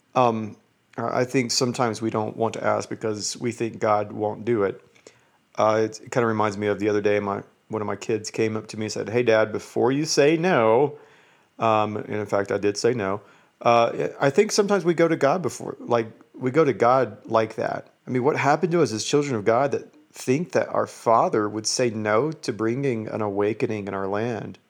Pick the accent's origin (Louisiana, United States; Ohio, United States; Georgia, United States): Georgia, United States; moved away as an adult; now in Utah, United States; I live in Utah, but I'm from Georgia